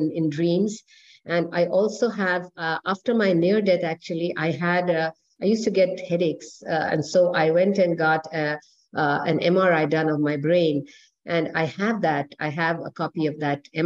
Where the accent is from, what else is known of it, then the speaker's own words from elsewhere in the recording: New Delhi, Delhi, India; moved away; also born or lived in Puttaparthi, India; Growing up in New Delhi. Well, I, by the grace of God, I come from wealthy parents